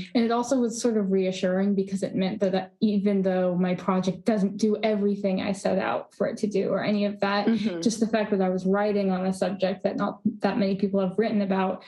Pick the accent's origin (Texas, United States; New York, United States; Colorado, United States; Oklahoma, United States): Colorado, United States; Denver; moved away as an adult; now in Portland, United States; I am from Denver, Colorado